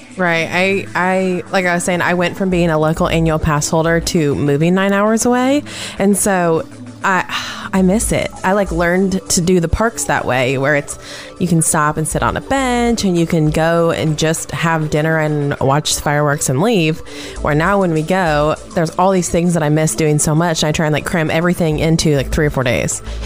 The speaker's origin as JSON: {"language": "English", "town": "Seattle", "region": "Washington", "country": "United States", "tie": "born or raised there", "said": "I grew up around the ocean. I'm from Seattle"}